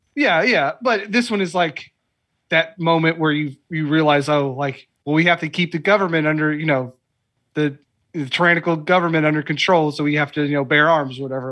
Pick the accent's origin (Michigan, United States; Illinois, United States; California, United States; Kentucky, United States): Kentucky, United States; Lexington; I'm from Lexington